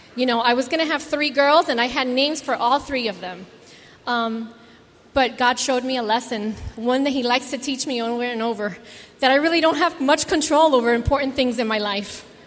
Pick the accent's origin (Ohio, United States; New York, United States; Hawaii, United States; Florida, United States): Florida, United States; South; growing up in South Florida with all the Cuban viejos